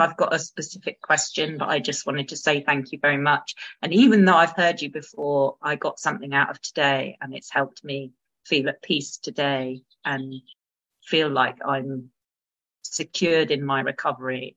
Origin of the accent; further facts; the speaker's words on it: United Kingdom; as a British woman